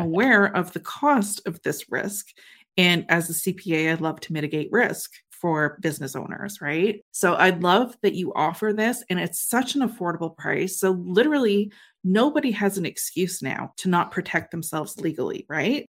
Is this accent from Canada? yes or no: yes; Canada; I'm a Canadian